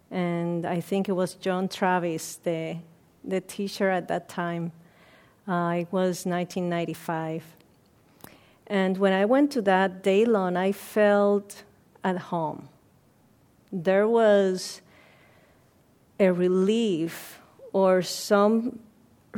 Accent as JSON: {"language": "English", "country": "Puerto Rico", "tie": "born or raised there", "also_born_or_lived": "Ohio, United States", "moved": "as an adult", "lives_now": "Redwood City, United States", "said": "I was born in Puerto Rico, and I came to the States in 1991."}